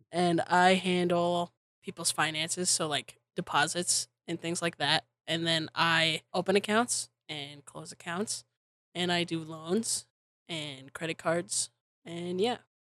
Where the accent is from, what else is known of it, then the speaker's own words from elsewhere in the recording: Wyoming, United States; I was from Wyoming